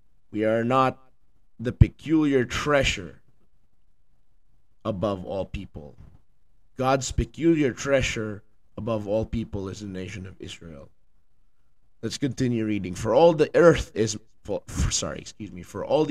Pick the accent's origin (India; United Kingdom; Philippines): Philippines; now in United States; I'm from the Philippines